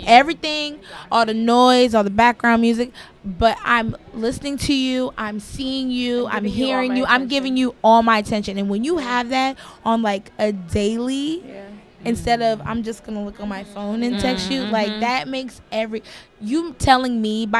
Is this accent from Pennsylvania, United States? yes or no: no; Indiana, United States; I'm from Indiana.